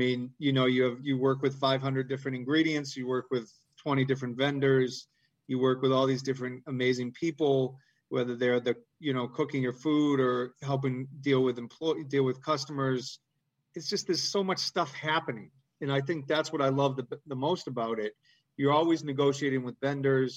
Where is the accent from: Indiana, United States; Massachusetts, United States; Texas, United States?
Massachusetts, United States; Canton; also born or lived in Brockton, Massachusetts; I grew up in Canton